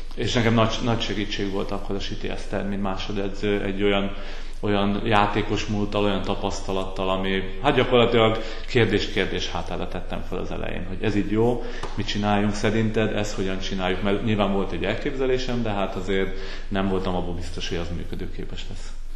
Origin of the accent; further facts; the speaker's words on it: Veszprém, Veszprém County, Hungary; moved away as an adult; also born or lived in Szombathely / Székesfehérvár; Veszprémi születésű vagyok